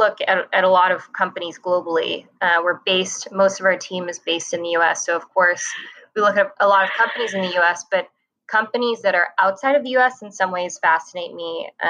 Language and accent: English; Hong Kong; moved away as an adult; also born or lived in Taipei, Taiwan; So I grew up in Hong Kong. I was born in Taipei and we moved to Hong Kong when I was two.